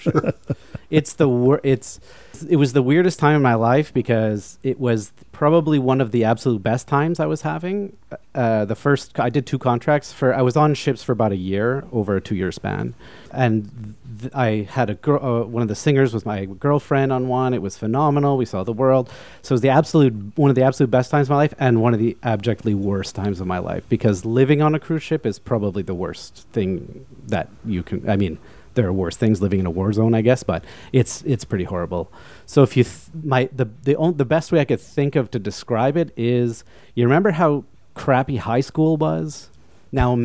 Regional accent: Vancouver, British Columbia, Canada; moved away as an adult; also born or lived in Montreal; I'm originally from Vancouver, and I came out to Montreal to go to McGill to study music.

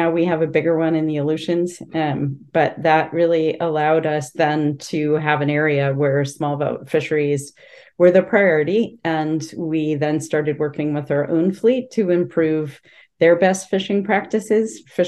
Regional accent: Norwalk, Connecticut, United States; born or raised there; moved away as an adult; now in Alaska, United States

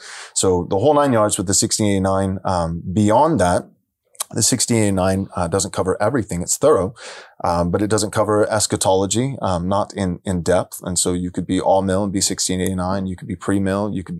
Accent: San Diego, California, United States; I come from San Diego. I pastored there for several years.

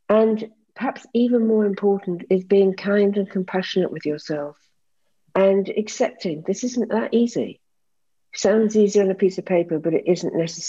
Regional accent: United Kingdom; moved away; I had actually assumed that, I came from Britain and that my qualifications would just be jumped upon

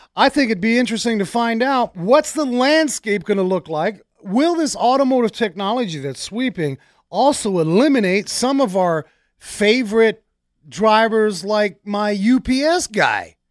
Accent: New York, United States; growing up in New York in the big apartment buildings

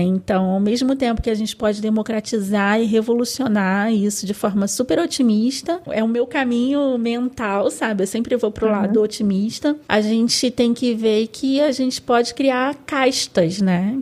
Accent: Rio de Janeiro, Brazil; eu sou carioca, então eu falo pode

